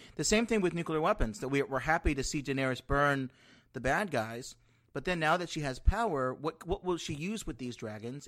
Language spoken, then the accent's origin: English; Southern California, United States; now in Washington, D.C., United States; I grew up in California